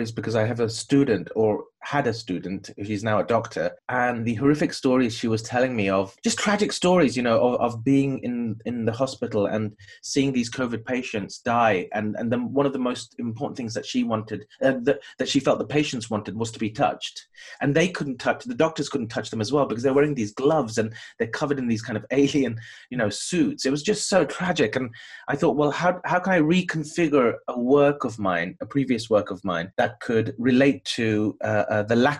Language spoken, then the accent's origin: English; London, United Kingdom; I was born here in London, South London. And I grew up in a very strong Bangladeshi community.